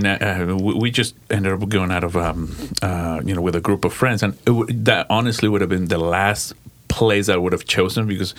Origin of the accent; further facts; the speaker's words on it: Santa Fe, New Mexico, United States; grew up in Santa Fe, New Mexico, in the 505.